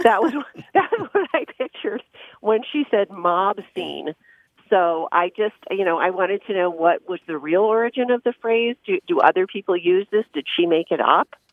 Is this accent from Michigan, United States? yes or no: no; Bay Area, Northern California, United States; I grew up in Northern California in the Bay Area.